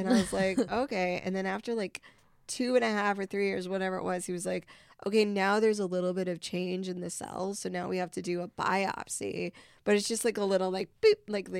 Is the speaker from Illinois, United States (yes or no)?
yes; Vernon Hills, Illinois, United States; I'm from Vernon Hills.